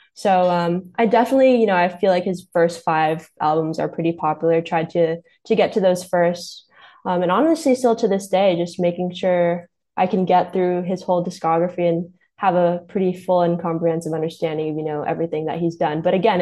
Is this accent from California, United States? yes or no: yes; Los Angeles, California, United States; growing up in a Lakers town with Kobe and Shaq reigning pretty supreme for like when I was in a kid. But also I'm Filipino